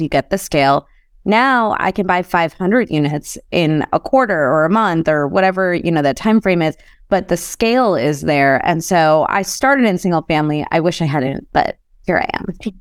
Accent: Chicago, Illinois, United States; I grew up in Chicago

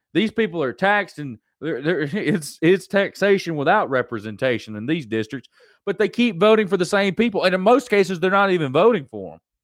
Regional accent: United States; as an American, as Americans

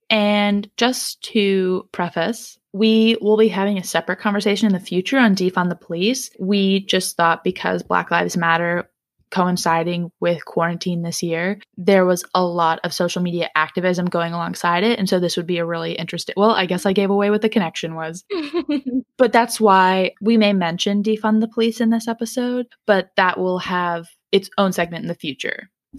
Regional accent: Raleigh, North Carolina, United States; born there; also born or lived in St. Louis / Jacksonville; because I was born in Raleigh and Jack was born in Durham.

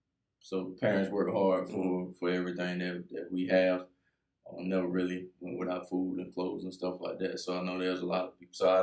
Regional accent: Greenwood, South Carolina, United States; now in Greenville, United States; I'm originally from Greenwood, South Carolina.

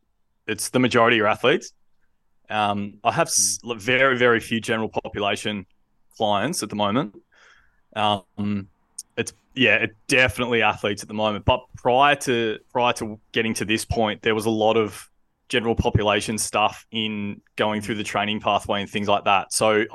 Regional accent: Victoria, Australia; So I grew up down on the Mornington Peninsula. Lovely, lovely place to grow up.

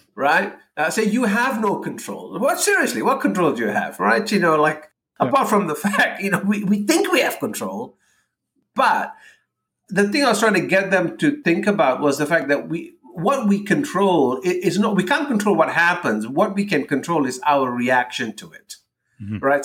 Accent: Malaysia; moved away as an adult; growing up in Malaysia, we learn how to navigate cultural differences from a very early age.

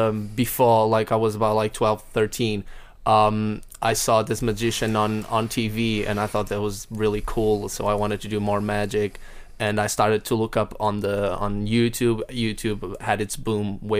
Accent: Porto, Norte, Portugal; moved away as an adult; now in Wales, United Kingdom; my hometown, actually, because I'm from Porto, which is the north of Portugal.

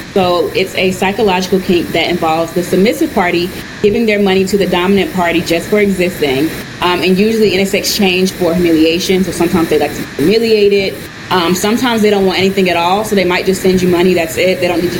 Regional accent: North Carolina, United States; now in New York, United States; Yeah, so I've been living in New York now for 5 years. I moved here from the South, from North Carolina.

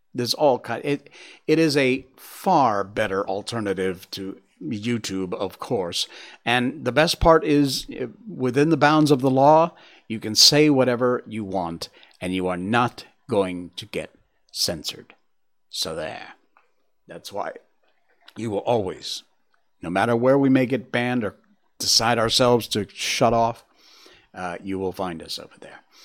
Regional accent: United States; moved away; me being an American

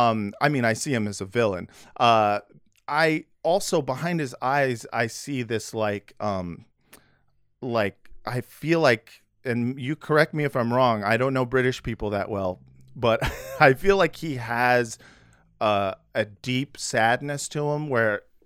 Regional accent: United States; I'm from America.

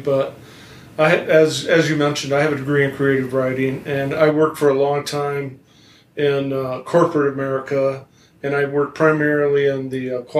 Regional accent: Niles, Michigan, United States; now in Three Oaks, United States; I'm from Niles originally.

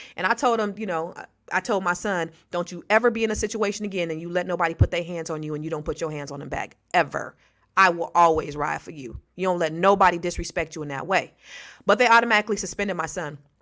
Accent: the Bay Area, California, United States; I'm from the Bay as well

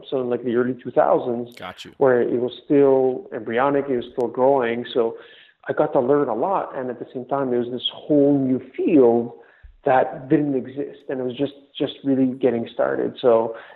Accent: Montreal, Quebec, Canada; My parents immigrated from Greece the late 70s, but I was born and raised in Montreal

